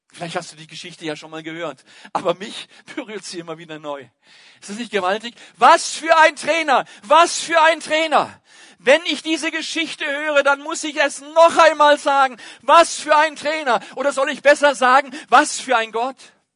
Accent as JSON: {"language": "German", "country": "Germany", "said": "bei uns in Deutschland, da ist Fußball immer noch König"}